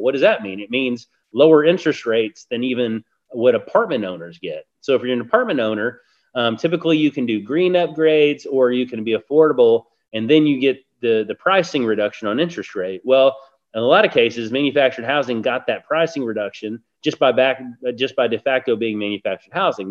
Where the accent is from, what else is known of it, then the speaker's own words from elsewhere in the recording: Barbados; I was born in Barbados.